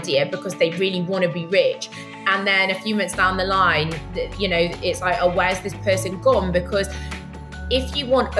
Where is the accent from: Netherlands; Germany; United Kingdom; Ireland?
United Kingdom; now in Tel Aviv, Israel; I'm a Brit